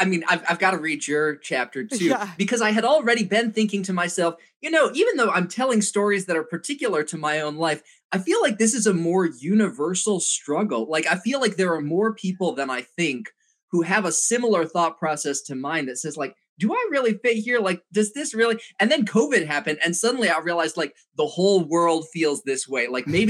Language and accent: English; Indonesia; now in United States; because I grew up overseas in Indonesia and had sort of a mixed understanding of my sense of national identity because I had parents who were from America and I was very white in a country that was not very white. And then I moved back to the States